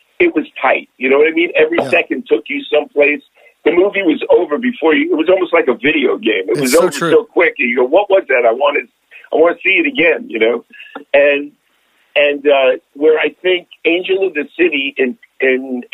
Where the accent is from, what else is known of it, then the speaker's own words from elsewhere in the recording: Bayonne, New Jersey, United States; moved away; also born or lived in New York; I'm from Bayonne, New Jersey